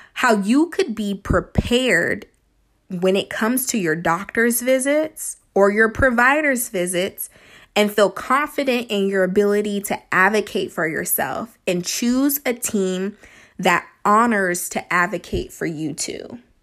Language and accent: English; Sacramento, California, United States; I grew up in the California, Northern California, Sacramento area